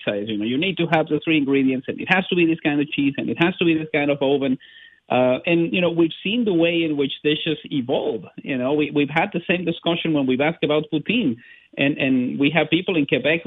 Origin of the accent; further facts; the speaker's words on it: Mexico; now in Vancouver, Canada; I'm from Mexico